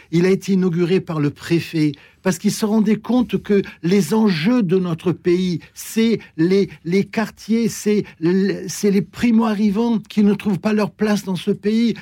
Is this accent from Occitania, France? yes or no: no; Marseille, Provence-Alpes-Côte d'Azur, France; moved away as an adult; je suis marseillais, je suis né à Marseille. Euh, j'ai vécu 40 années de ma vie à Marseille, euh, toute mon enfance, ma jeunesse